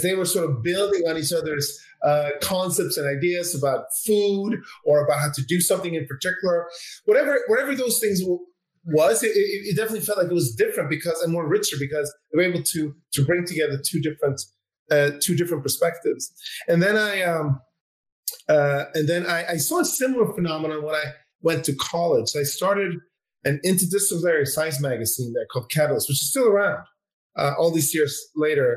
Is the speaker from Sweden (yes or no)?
yes; Sweden; My dad is Swedish. And I grew up in Sweden